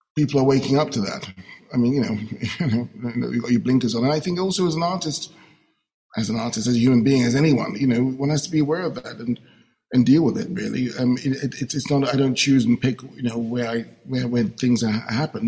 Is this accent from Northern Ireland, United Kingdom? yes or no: no; London, United Kingdom; my experience as a young black man growing up in London